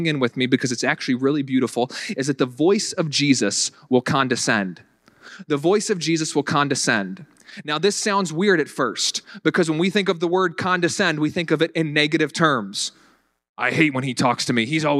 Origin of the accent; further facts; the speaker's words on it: the South, United States; accent: Southern; now in Buffalo, United States; when I first moved up here, I tried getting rid of my Southern accent to the best of my abilities because I didn't want people to be thinking, that guy's not from around here.